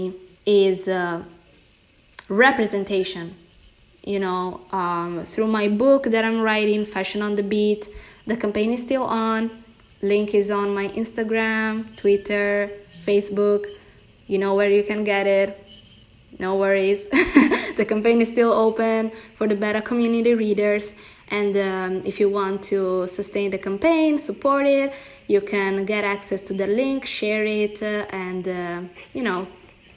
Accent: Italy; accent: Italian; English is a second language; moved away as an adult; now in United States; Italian, Brazilian, born and raised in Italy with a Brazilian family, but living in the United States

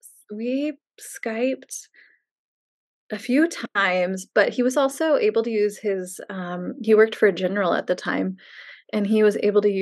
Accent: Missouri, United States; moved away as an adult; also born or lived in St. Louis, Missouri; I grew up in Missouri, born in St. Louis, and then moved about 45 minutes west of St. Louis when I was only 3 or 4 years old. And then I lived in the same house from age 4 until I left for college

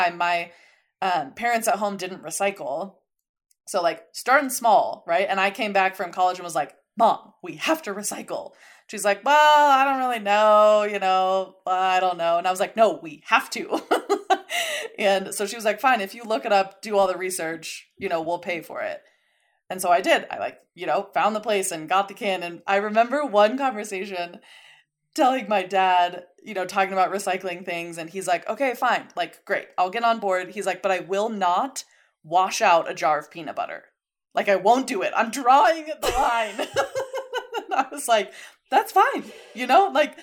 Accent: Colorado Springs, Colorado, United States; moved away as an adult; also born or lived in San Diego; I grew up in Colorado Springs and then went to college in San Diego

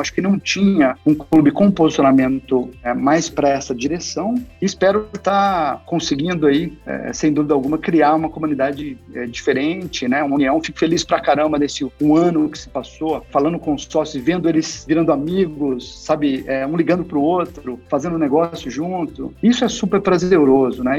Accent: Franca, São Paulo, Brazil; moved away; eu sou de Franca, interior de São Paulo também

